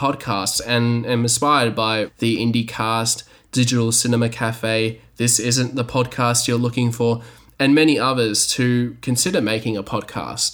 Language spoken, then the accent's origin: English; Australia; because I'm from Australia, I was excluded